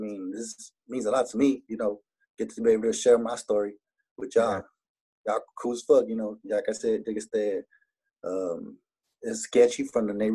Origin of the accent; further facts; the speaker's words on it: Laredo, Texas, United States; I'm from Laredo, and I talk the way we talk